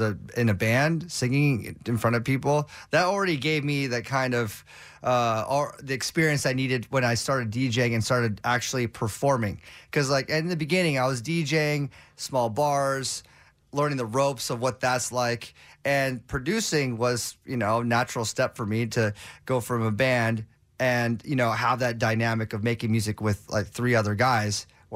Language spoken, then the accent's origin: English; Los Angeles, California, United States; I mean, I grew up in Southern California in LA, so K-Rock's like, that's the holy grail.